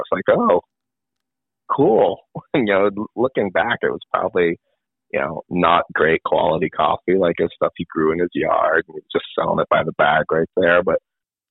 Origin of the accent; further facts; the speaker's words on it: New England, United States; I'm from New England